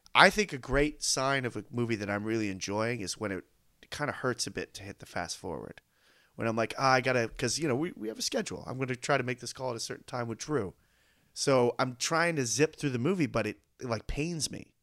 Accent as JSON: {"language": "English", "country": "United States"}